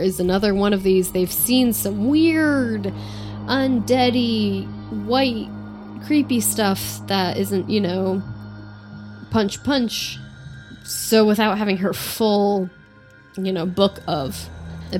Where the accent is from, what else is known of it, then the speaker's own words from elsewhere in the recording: United States; I'm an American